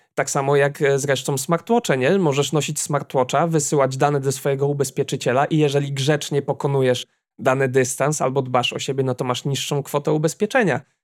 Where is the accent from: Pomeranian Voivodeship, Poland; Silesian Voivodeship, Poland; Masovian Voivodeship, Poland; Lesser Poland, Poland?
Pomeranian Voivodeship, Poland; Słupsk; jestem ze Słupska